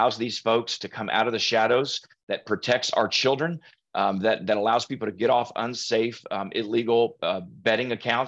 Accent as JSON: {"language": "English", "town": "Allen", "region": "Texas", "country": "United States", "tie": "born or raised there", "said": "It's hit my hometown"}